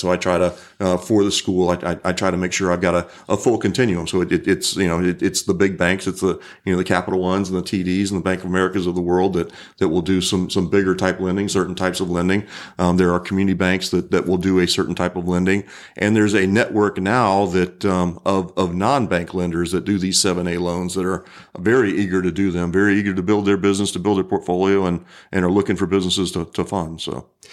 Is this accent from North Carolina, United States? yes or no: no; Pensacola, Florida, United States; I grew up in Pensacola